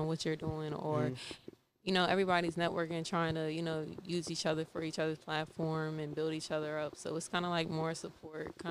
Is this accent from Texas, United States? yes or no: no; Richmond, Virginia, United States; moved away as an adult; also born or lived in New Jersey; now in Atlanta, United States; I was raised down here since I was like one